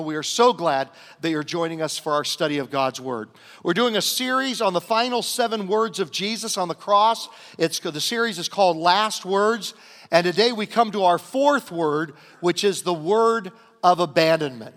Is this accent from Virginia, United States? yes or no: yes; Southern Virginia, United States; growing up in Southern Virginia in the nineteen sixties